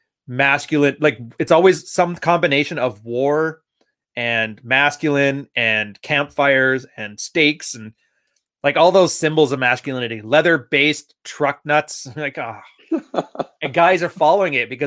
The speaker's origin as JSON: {"language": "English", "town": "Edmonton", "region": "Alberta", "country": "Canada", "moved": "yes", "said": "I'm a prairie boy. I was from Edmonton, Alberta. I ain't never going back"}